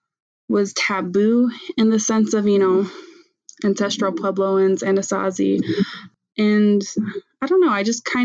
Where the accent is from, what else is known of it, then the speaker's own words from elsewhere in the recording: Tohatchi, New Mexico, United States; accent: Navajo; I grew up on the Navajo Reservation in Tohatchi, New Mexico